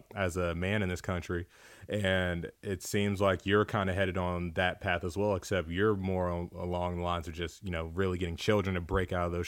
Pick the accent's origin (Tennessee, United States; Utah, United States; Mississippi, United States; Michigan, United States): Mississippi, United States; now in Phoenix, United States; I'm from Mississippi